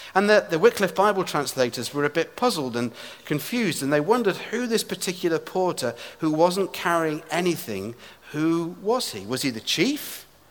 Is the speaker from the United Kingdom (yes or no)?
yes; England, United Kingdom; moved away as an adult; now in Edinburgh, United Kingdom; somebody who is from England, now living in Scotland.